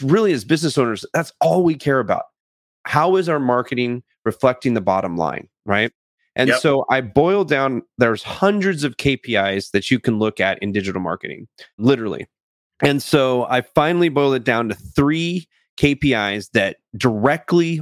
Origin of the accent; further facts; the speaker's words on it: California, United States; also born or lived in England; I was born in England to a pair of Air Force parents. I grew up in California